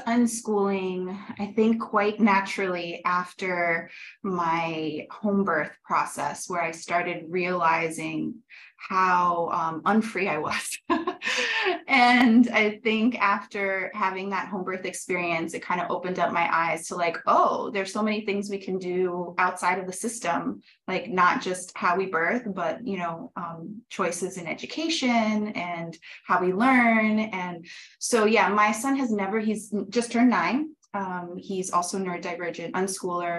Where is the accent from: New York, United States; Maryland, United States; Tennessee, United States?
New York, United States; moved away as an adult; also born or lived in Sweden; now in Mexico; I was born in Sweden, my dad's Colombian, I grew up in Brooklyn, New York, in the public school system